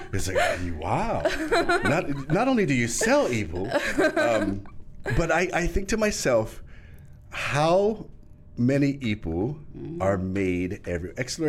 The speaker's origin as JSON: {"language": "English", "area": "Lanai", "region": "Hawaii", "country": "United States", "said": "I'm from Lanai. Then I went to Lahai. I had 20 people in my class."}